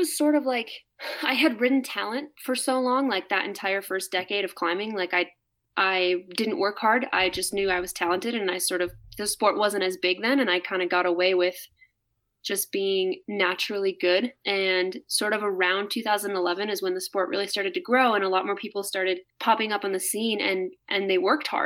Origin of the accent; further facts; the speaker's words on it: Hudson, Wisconsin, United States; also born or lived in Las Vegas; now in Salt Lake City, United States; growing up in Hudson, Wisconsin